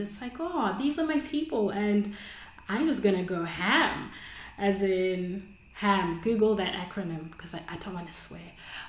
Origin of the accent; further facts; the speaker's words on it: Australia; I just emailed the club, hey, I'm from Australia. Can I come and do 5 minutes?